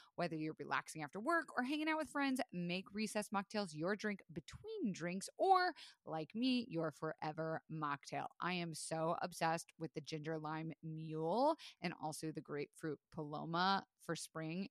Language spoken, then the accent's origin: English; Florida, United States; I was raised in Florida